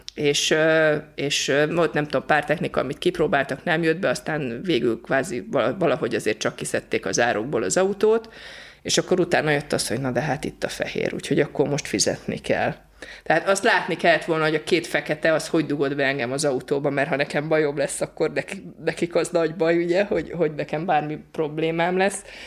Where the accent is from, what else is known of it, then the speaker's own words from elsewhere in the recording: Hungary; magyarok vagyunk